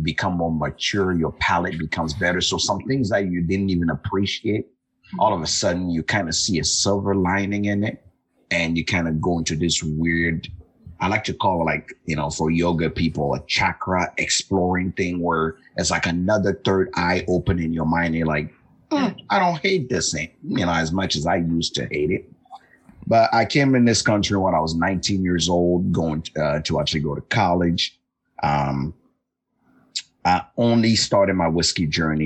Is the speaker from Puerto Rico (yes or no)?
no; Togo; moved away; Originally, I was born and raised in West Africa in a small country named Togo